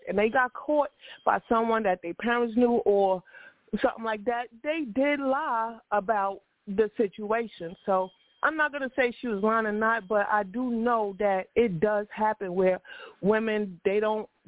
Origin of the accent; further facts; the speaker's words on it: New York, United States; I'm from New York